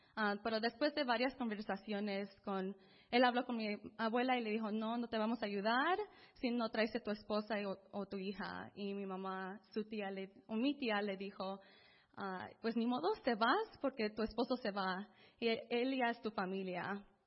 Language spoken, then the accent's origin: Spanish; Los Angeles, California, United States; also born or lived in Mérida, Yucatán, Mexico; crecí en el este de Los Ángeles